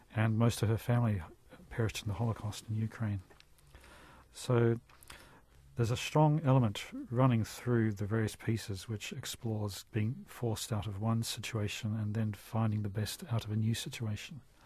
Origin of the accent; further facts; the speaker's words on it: New Zealand; I'm so proud being a New Zealander